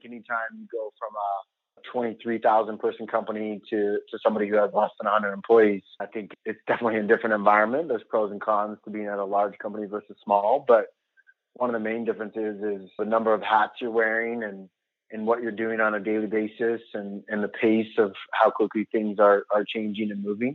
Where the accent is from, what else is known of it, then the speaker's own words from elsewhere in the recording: Mount Vernon, Washington, United States; moved away as an adult; now in Salt Lake City, United States; I was born and raised in Mount Vernon, Washington. Grew up in the Northwest there